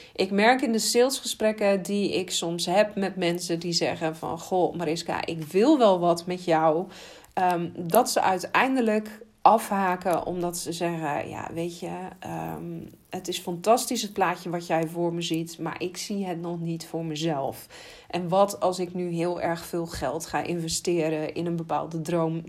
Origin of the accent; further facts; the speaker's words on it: Netherlands; als Nederlanders